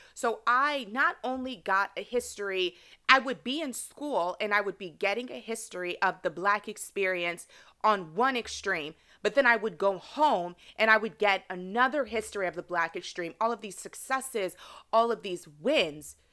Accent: United States; even though I was raised here in America, my parents, they are culturally Nigerian.

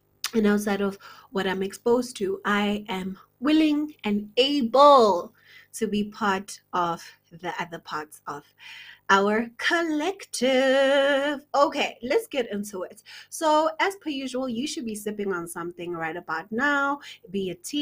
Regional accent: South Africa; South Africa, which is my home country.

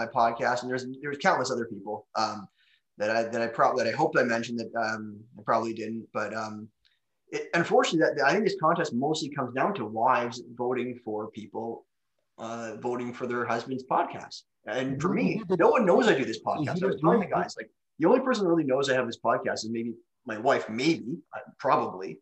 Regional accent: Canada; I'm from Canada, where like hockey originated

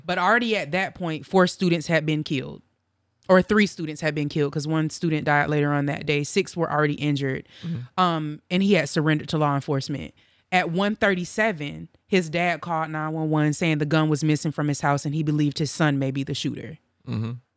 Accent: Tallahassee, Florida, United States; I'm from Tallahassee. I grew up with a lot of people that went hunting

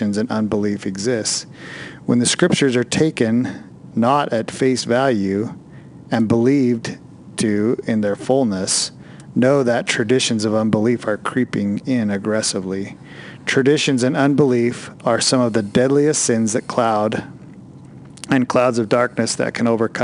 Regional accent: North Idaho, United States; We're two knuckleheads from North Idaho

